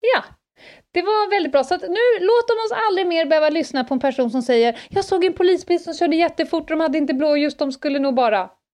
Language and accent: Swedish; Stockholm, Stockholm County, Sweden; det här fanns inte på Södermalm när jag växte upp